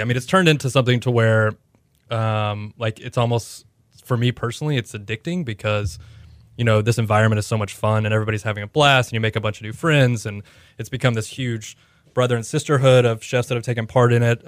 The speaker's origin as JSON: {"language": "English", "town": "Houston", "region": "Texas", "country": "United States", "tie": "born or raised there", "also_born_or_lived": "Oklahoma City / Austin", "moved": "yes", "said": "I grew up in Houston"}